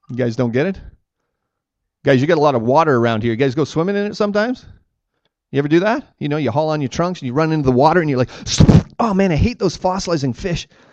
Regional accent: Ontario, Canada; I say, Ontario

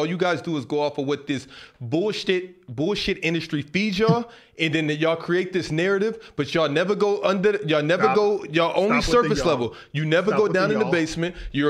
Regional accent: Houston, Texas, United States; Justin, hell no, I'm from Houston, bro.

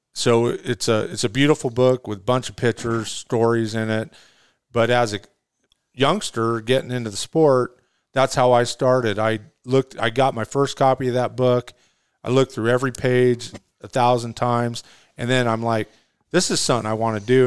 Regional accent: California, United States; moved away as an adult; now in Arizona, United States; I'm a native Californian, man. I lived in California for fifty years.

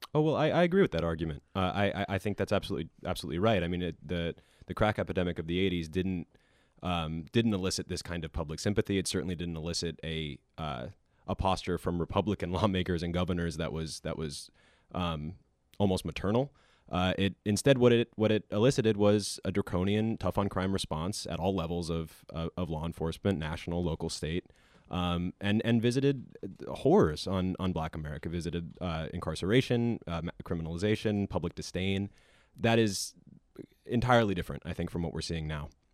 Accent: Williamsport, Pennsylvania, United States; moved away; I'm from Williamsport

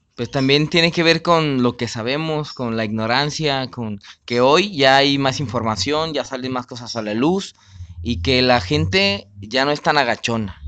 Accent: Mexico; como mexicano

